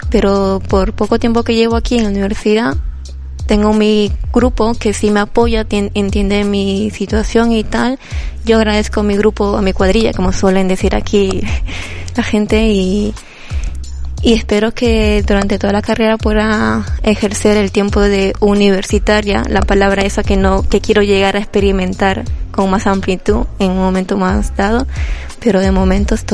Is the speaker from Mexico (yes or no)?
no; Bolivia; moved away; cuando vine de Bolivia no pude homologar muy bien nuevos papeles y me dieron opciones.